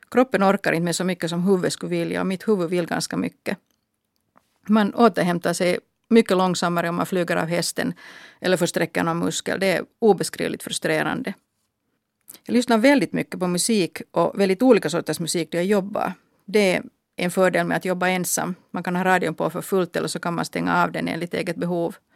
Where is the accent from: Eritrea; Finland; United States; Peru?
Finland; No, det berodde förstås på att jag är svenskspråkig. De kallade mig för Hurri och de tyckte att jag skulle kunna fara tillbaka till Sverige.